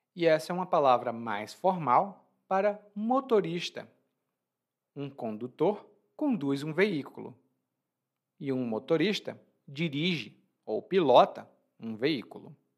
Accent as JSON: {"language": "Portuguese", "country": "Brazil", "tie": "born or raised there"}